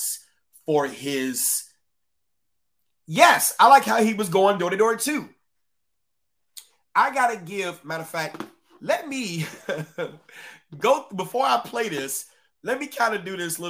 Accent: Chicago, Illinois, United States; I'm a Chicagoan

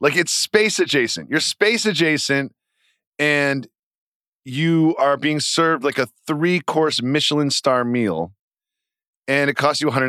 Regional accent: United States; I think you can tell we're American pretty quickly.

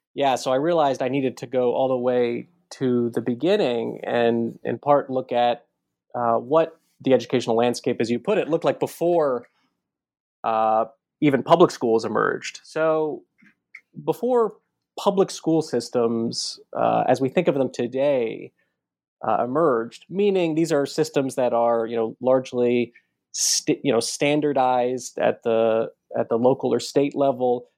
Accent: Baltimore, Maryland, United States; I grew up in Baltimore, uh, not not too far from Washington D.C.

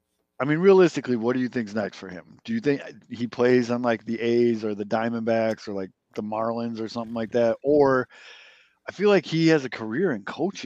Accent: Chicago, Illinois, United States; as just a Chicagoan

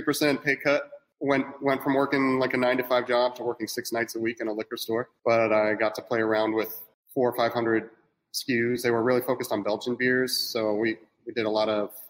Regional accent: Pittsburgh, Pennsylvania, United States; moved away as an adult; also born or lived in San Francisco; I'm from Pittsburgh originally

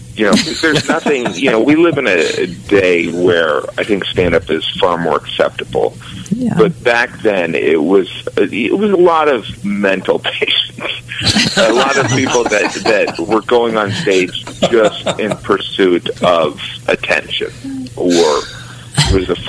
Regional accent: suburbs of Gary, Indiana, United States; moved away; also born or lived in Illinois; in fifth grade, we moved, and there was, I was born actually in Illinois, and we moved to the suburbs of Gary in Indiana, and so it was much more of an urban setting

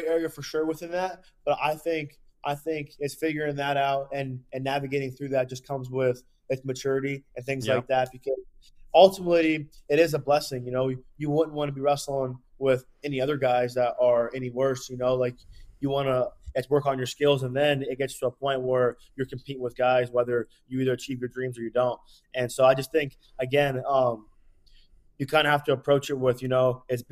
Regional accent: Pennsylvania, United States; I'm from Pennsylvania too, so all my family's near around

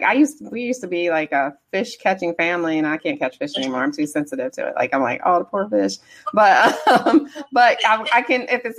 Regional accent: Detroit, Michigan, United States; From Anderson, I'm from Detroit.

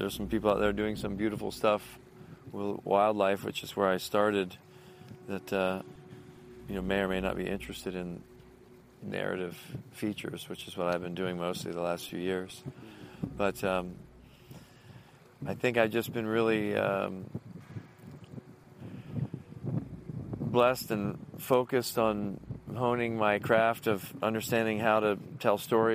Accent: Key Biscayne, Florida, United States; I grew up on Key Biscayne, which is connected by a bridge to Miami

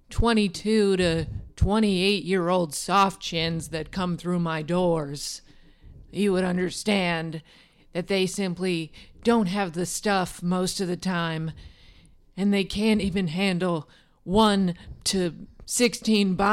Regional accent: Midwest, United States; I'm born and raised in the Midwest. I'm a salt of the earth woman.

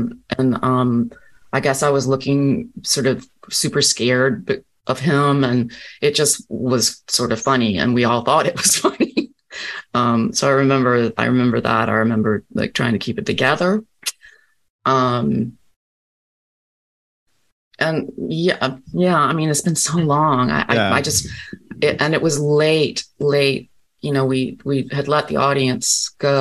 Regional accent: Rocky Mount, North Carolina, United States; moved away; I'm Southern through and through. I was born in Rocky Mount, North Carolina.

